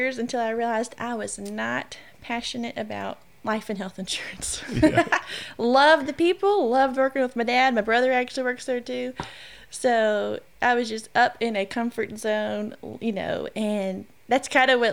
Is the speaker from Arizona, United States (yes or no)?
no; Shreveport, Louisiana, United States; born and raised in Shreveport my whole entire life.